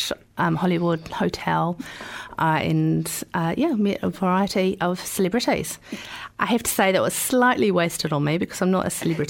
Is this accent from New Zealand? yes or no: yes; New Zealand; I was very proud about being a Kiwi.